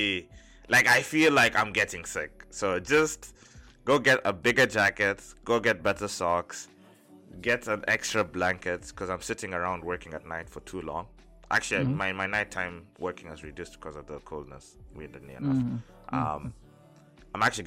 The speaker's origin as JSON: {"language": "English", "town": "Mombasa", "region": "Mombasa County", "country": "Kenya", "tie": "born or raised there", "moved": "yes", "said": "I was born in a beach environment. I was born in Mombasa."}